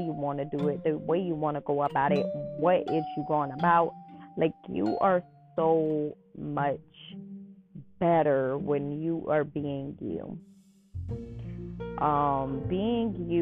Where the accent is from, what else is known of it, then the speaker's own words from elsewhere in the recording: New Orleans, Louisiana, United States; I'm from New Orleans, so I'm a hometown girl